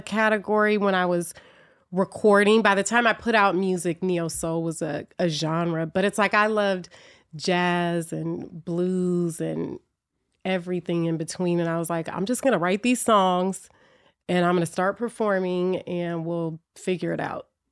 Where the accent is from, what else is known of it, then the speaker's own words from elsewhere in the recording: Oakland, California, United States; also born or lived in Berkeley, California; I was born in Oakland, but I grew up in Berkeley and Oakland